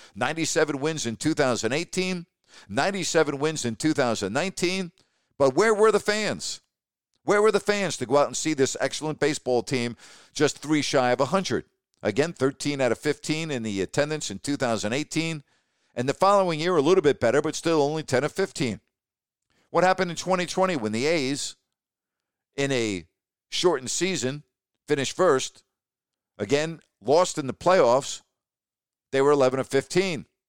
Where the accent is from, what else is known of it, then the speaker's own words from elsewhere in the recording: New York, United States; I grew up in New York